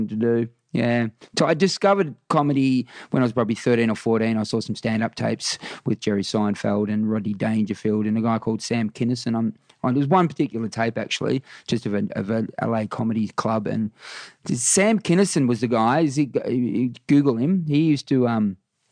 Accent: Warrnambool, Victoria, Australia; Warrnambool's it's a town of about 20,000, 25,000 people now. And, it was my early life was dominated by AFL footy

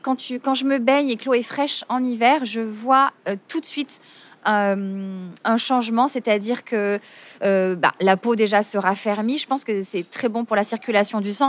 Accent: Marseille, Provence-Alpes-Côte d'Azur, France; je suis née à Marseille, je suis une vraie Marseillaise

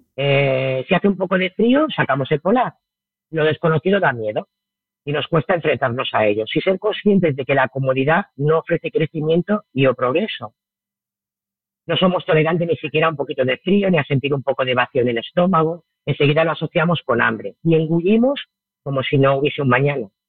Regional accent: Barcelona, Catalonia, Spain; moved away as an adult; also born or lived in Murcia; now in Bali, Indonesia; yo soy de Barcelona y me fui a vivir a, Murcia ya hace bastantes años

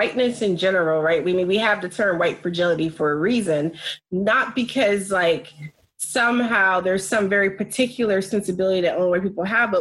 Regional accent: United States; living here, growing up in America, raising Black children in America

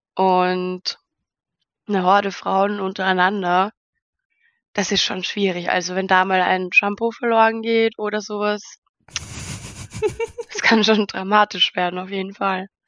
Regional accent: Austria; Ich komme, wie schon erwähnt, aus Österreich in der Nähe von Wien

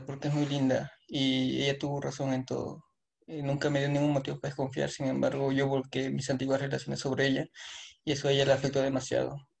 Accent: Peru; Soy de Perú

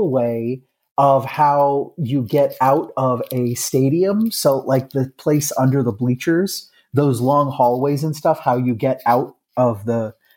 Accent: Iowa, United States; moved away; I am out in my home state, whence I grew up for a lot of my life in old Iowa

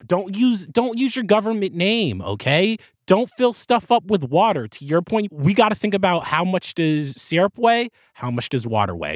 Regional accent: New Jersey, United States; Jersey, my home state

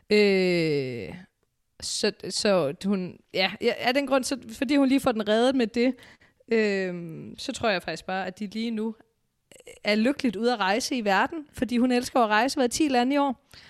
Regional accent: Aarhus, Central Denmark Region, Denmark; jeg er fra Aarhus

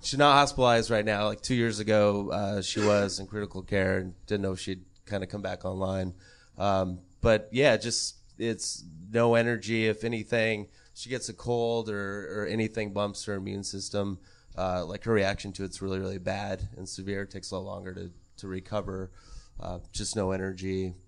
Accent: Montana, United States; I grew up in Montana

